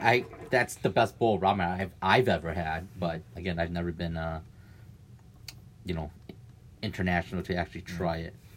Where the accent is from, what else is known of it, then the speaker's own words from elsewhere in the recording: Wisconsin, United States; I'm from Wisconsin.